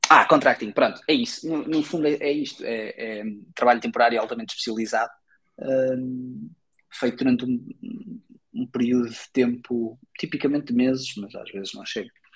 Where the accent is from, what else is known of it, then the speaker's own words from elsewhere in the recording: Portugal; sou português